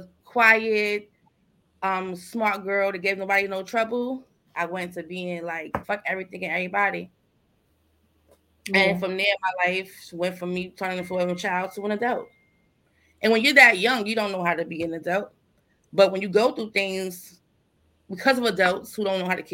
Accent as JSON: {"language": "English", "country": "United States", "tie": "born or raised there", "said": "I'm from Sumner Projects"}